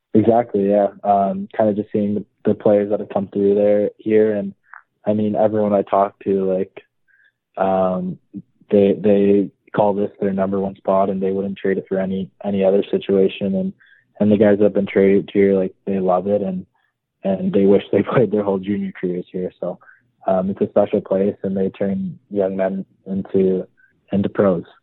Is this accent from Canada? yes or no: yes; Nobleton, Ontario, Canada; hometown's Nobleton, Ontario for me. Um, grew up there my whole life pretty much